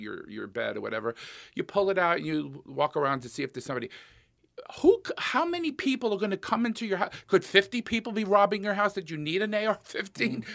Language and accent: English; New York, United States; now in Minnesota, United States; I grew up in New York, and I went to Catholic high school